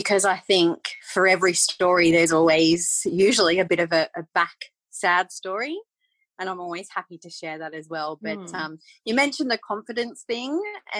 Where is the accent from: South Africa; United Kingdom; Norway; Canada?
United Kingdom; England; moved away; So we emigrated from England back in 1982. And part of the reason why we did that was because my parents always wanted a farm.